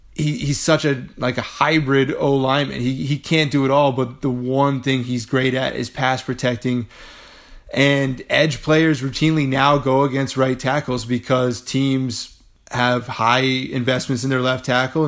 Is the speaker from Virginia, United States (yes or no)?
yes; Northern Virginia, United States; I'm from Northern Virginia, so I just know this area well.